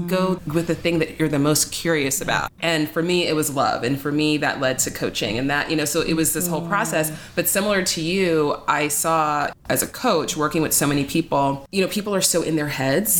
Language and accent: English; New York City, New York, United States; I'm from the Bronx